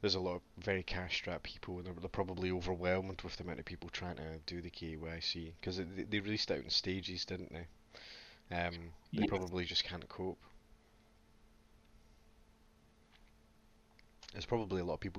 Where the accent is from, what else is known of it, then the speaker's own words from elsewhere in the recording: Scotland, United Kingdom; being Scottish